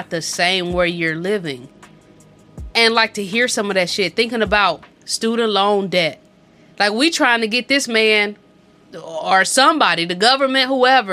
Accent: St. Louis, Missouri, United States; moved away as an adult; also born or lived in Georgia; when I left St. Louis the second time, like after I graduated high school and I went down to college, you could barely pay me to go back home

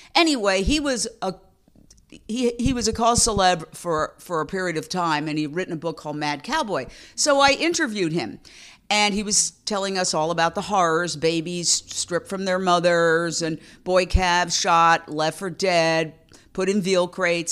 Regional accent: New York City, New York, United States; I grew up in Midtown Manhattan, We live directly across from Carnegie Hall

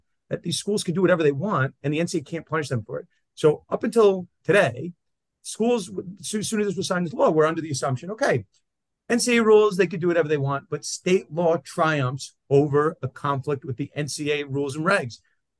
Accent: New York, United States; yours and my home state. New York

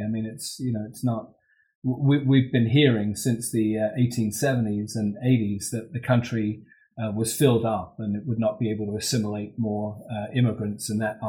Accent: London, United Kingdom; moved away as an adult; now in United States; So I'm a British expatriate. I came to the United States from London, England, back in 1985 for graduate school.

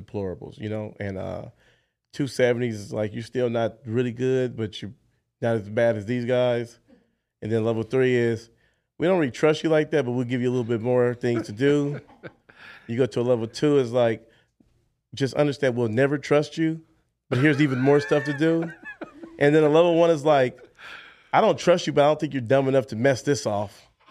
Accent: Los Angeles, California, United States; also born or lived in Jackson, Mississippi; Moved to Los Angeles, California. So raised in Los Angeles. So L A is where I call home

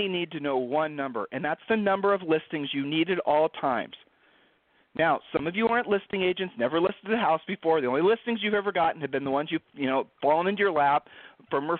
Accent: Ohio, United States; we're from Ohio

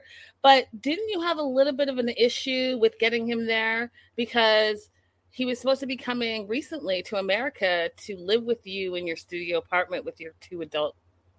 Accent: Canada; And then, you know, I'm Canadian, so I'm very familiar with Flair

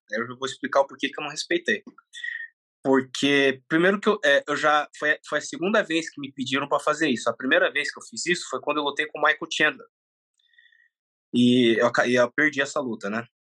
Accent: Brazil; also born or lived in Japan; Nasci no Japão. Eu vim com quatro anos para para cá

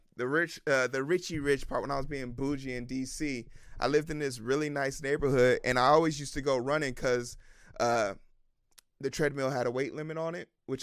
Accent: Chicago, Illinois, United States; moved away; I'm from Chicago

